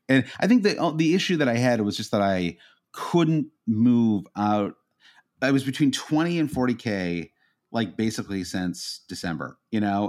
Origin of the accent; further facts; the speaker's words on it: United States; as an American fan